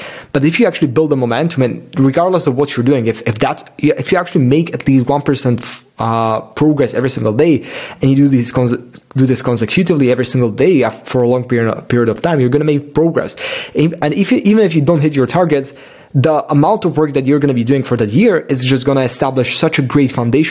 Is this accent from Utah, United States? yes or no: no; Miami, Florida, United States; born there; I just like randomly went there because I was born in Miami and I rented the car